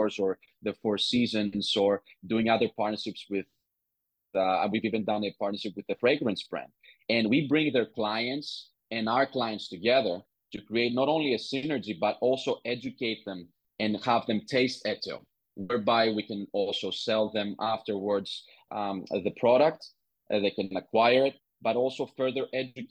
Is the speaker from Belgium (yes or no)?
no; Greece; I was born and raised in Greece